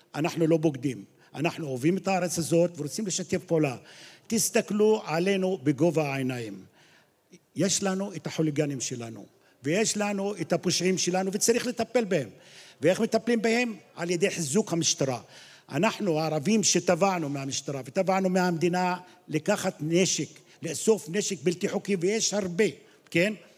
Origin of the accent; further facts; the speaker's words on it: Qalansawe, Central District, Israel; אני בא מקלנסווה